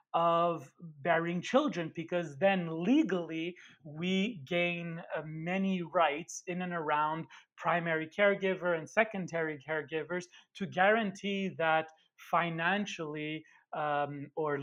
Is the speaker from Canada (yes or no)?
yes; Montreal, Quebec, Canada; I'm Italian from Montreal, coming from an immigrant family.